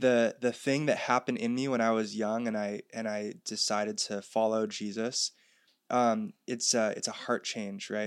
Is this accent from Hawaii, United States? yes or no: yes; North Shore of Oahu, Hawaii, United States; moved away as an adult; also born or lived in Santa Barbara, California; I was raised here on the North Shore of Oahu, but about four years ago, I moved to California to go to college in Santa Barbara.